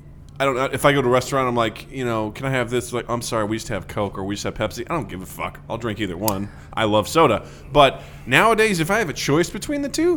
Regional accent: Missouri, United States; born or raised there

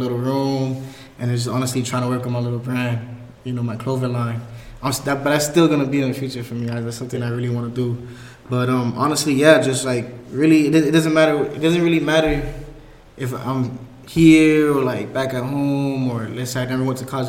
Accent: Miami, Florida, United States; moved away as an adult; now in Greensboro, United States; From Miami, Florida. Originally, and then born and raised

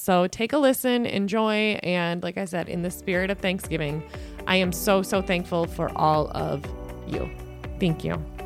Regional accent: southwest Minnesota, United States; now in St. Joseph, United States; I grew up on a farm in southwest Minnesota

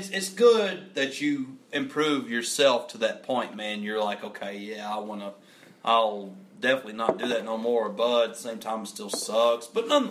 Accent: near Knott County, Kentucky, United States; I'm from close to where you're from

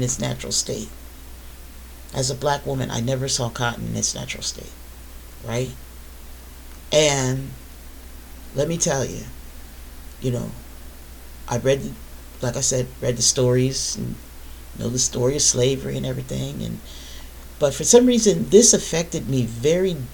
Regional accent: the North, United States; I'm not from the South, I'm from the North, right? I'm from the North

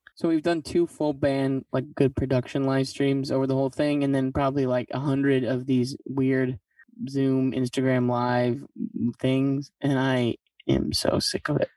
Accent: Midland, Michigan, United States; also born or lived in Grand Rapids, Michigan / Saginaw, Michigan; born in Grand Rapids, but uh, raised in Saginaw Midland area

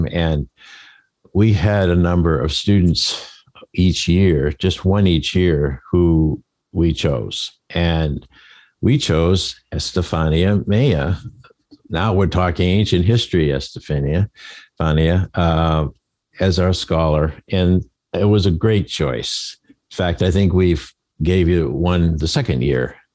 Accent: Maine, United States; accent: Maine; That's my Maine accent

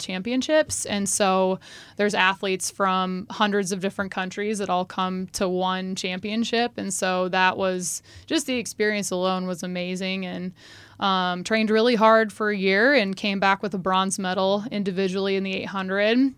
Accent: Omaha, Nebraska, United States; also born or lived in Kansas City; I grew up here in Nebraska. I was actually born in Kansas City.

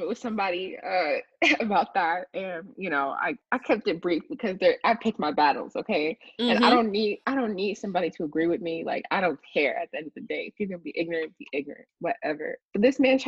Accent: New Jersey, United States; moved away as an adult; also born or lived in Chicago; now in Dallas, United States; I am now living in the Dallas, Texas area, but I grew up in New Jersey, right outside of New York City

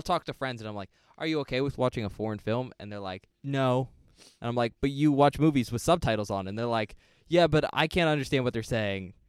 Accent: United States; as an American

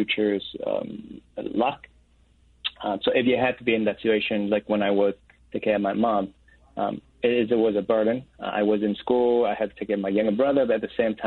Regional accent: Vietnam; moved away; I'm an oldest brother, and then I'm from Vietnam

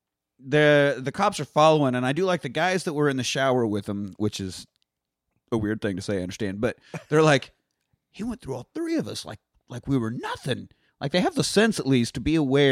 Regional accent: Kansas, United States; I am from Kansas

